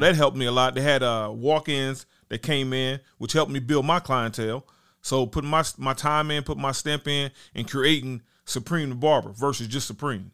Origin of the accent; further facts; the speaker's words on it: Dayton, Ohio, United States; also born or lived in Huber Heights, Ohio; I'm from Dayton, Ohio, technically, but I went to school in Huber Heights at Wayne High School